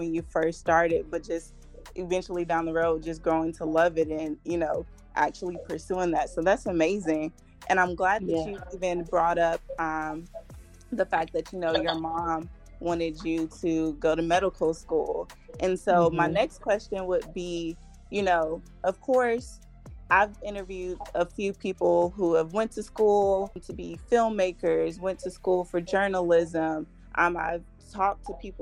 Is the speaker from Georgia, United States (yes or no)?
yes; Columbus, Georgia, United States; moved away as an adult; also born or lived in Valdosta, Georgia; now in Atlanta, United States; I was born and raised in Columbus, Georgia, which is a small town